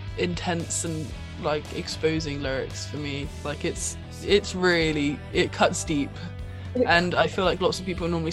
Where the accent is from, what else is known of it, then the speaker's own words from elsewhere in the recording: Bristol, South West England, United Kingdom; I sing and play guitar in … with my band. We're from Bristol in the UK.